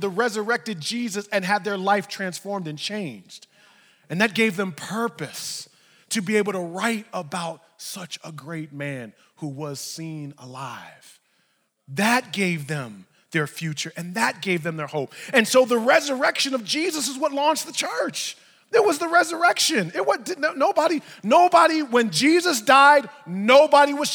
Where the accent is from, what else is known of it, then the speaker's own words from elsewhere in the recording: New York, United States; I'm from New York